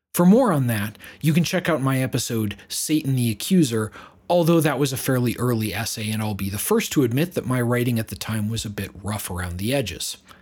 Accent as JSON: {"language": "English", "country": "United States", "said": "I'm an American myself"}